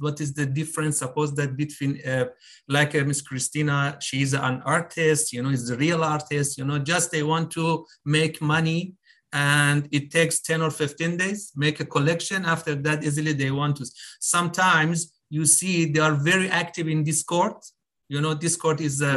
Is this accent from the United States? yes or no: no; Iran; now in Dubai, United Arab Emirates; I'm living in Dubai. I'm Iranian, but living in Dubai